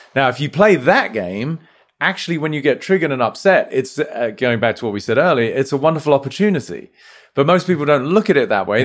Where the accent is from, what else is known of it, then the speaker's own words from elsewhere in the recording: United Kingdom; moved away as an adult; now in United States; as domicile Brit, you know, we were brought up in a sort of relatively reserved way, right? Like, having come here to the States